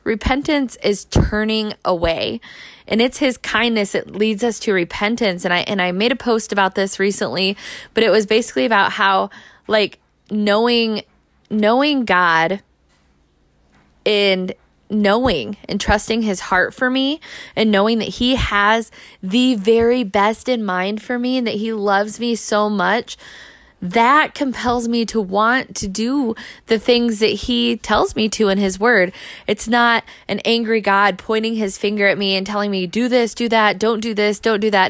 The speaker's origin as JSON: {"language": "English", "country": "United States", "said": "the American church"}